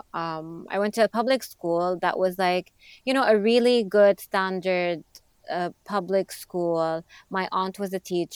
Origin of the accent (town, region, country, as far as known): Jeddah, Makkah Province, Saudi Arabia; born or raised there; moved away as an adult; also born or lived in Montreal, Canada; now in New York, United States